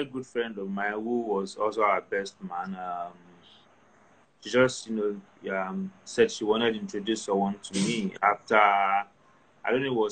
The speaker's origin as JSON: {"language": "English", "town": "Ilorin", "region": "Kwara", "country": "Nigeria", "tie": "born or raised there", "moved": "yes", "said": "we moved from Ilorin, and, you know, Ilorin was, even though it was a big city, but it was also kind of agrarian. So, grew up around, you know, very fresh fruits and vegetables."}